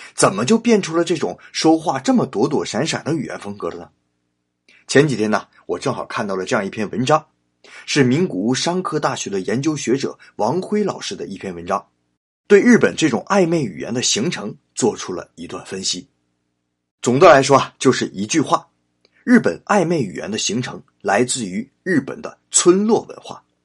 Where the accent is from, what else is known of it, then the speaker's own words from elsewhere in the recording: China; moved away as an adult; now in Japan; 我们中国人